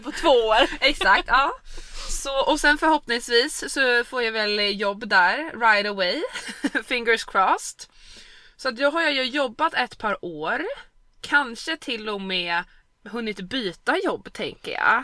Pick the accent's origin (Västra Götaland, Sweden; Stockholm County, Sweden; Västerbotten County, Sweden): Stockholm County, Sweden; Stockholm; moved away as an adult; hemma i Stockholm